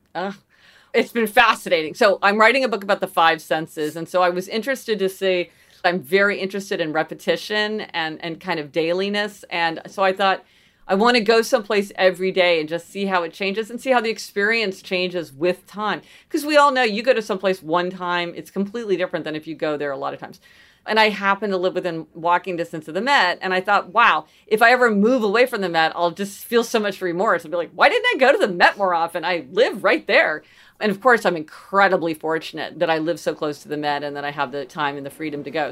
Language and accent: English; Kansas City, Missouri, United States; also born or lived in New Haven; now in New York City, United States; So I grew up in Kansas City, Missouri, which is sort of, you know, Midwestern city